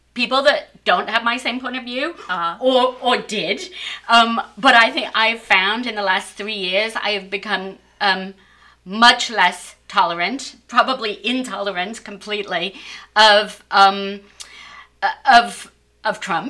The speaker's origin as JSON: {"language": "English", "country": "United Kingdom", "moved": "yes", "lives_now": "United States", "said": "I'm British"}